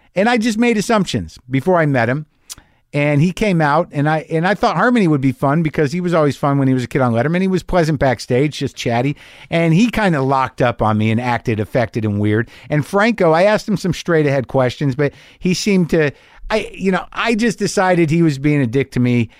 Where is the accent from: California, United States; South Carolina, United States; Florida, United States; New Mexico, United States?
New Mexico, United States; I grew up in New Mexico